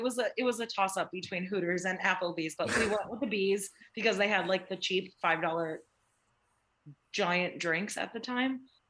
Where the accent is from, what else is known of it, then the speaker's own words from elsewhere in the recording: New York City, New York, United States; growing up as a New Yorker